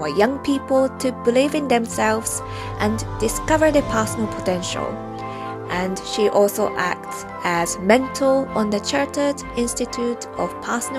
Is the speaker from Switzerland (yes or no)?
no; Japan; moved away; I grew up near the sea in Japan